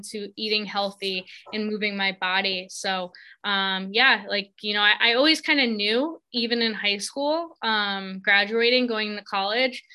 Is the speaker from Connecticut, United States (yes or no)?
yes; South Windsor, Connecticut, United States; also born or lived in Virginia; I grew up here where I currently am, in the same town